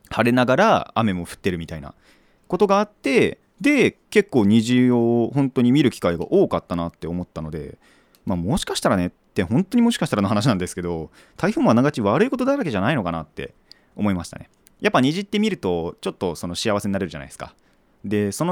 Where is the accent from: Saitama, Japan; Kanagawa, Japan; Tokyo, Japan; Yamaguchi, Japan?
Kanagawa, Japan; also born or lived in Iwate; 生まれは岩手なんですよ僕も でまあ育ちが大体神奈川県で育ってたんですけど